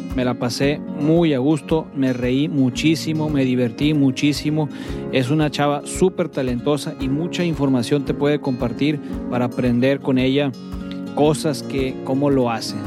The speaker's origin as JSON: {"language": "Spanish", "town": "Culiacán", "region": "Sinaloa", "country": "Mexico", "said": "somos todos aquí de Culiacán"}